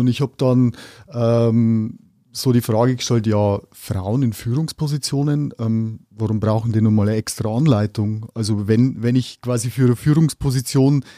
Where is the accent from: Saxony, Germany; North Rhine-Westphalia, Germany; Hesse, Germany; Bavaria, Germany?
Bavaria, Germany; Upper Palatinate; Ich komme mal aus der Oberpfalz.